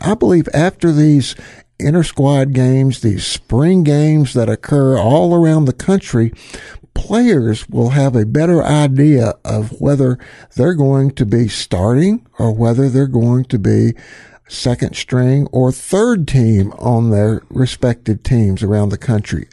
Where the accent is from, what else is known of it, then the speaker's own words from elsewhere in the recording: the South, United States; I'm actually a Southerner. I'm born and raised in the South